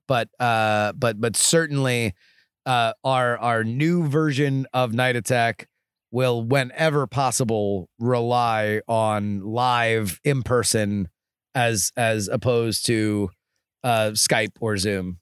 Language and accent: English; South Florida, United States; now in Austin, United States; I grew up in South Florida, one of the most humid places on the planet.